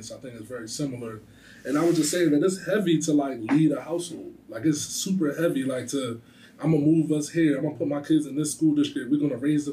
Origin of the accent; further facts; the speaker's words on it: Philadelphia, Pennsylvania, United States; I grew up in South Philly.